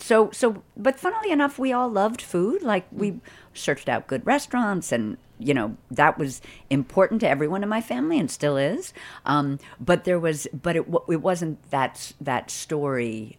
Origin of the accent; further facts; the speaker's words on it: Boston, Massachusetts, United States; I grew up in Boston